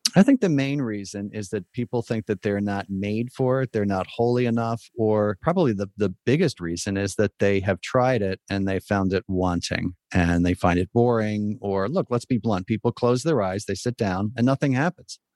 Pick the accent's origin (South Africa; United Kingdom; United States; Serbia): United States; as an American